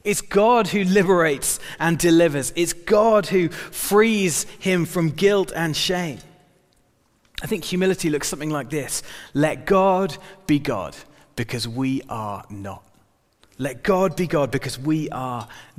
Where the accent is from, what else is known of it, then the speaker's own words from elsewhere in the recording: United Kingdom; we're British